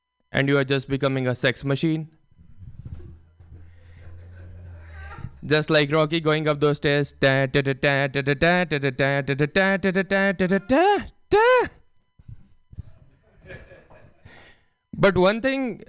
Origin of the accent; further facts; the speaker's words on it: India; English is a second language; moved away as an adult; now in United States; I'm from India